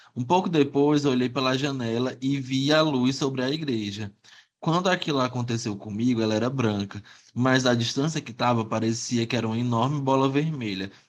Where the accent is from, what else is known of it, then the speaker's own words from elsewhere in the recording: Teresina, Piauí, Brazil; also born or lived in Esperantina, Piauí; eu sou nasci em Esperantina, aqui no interior do Piauí. Eu vim morar aqui em Teresina, bebezinho, nove meses de idade.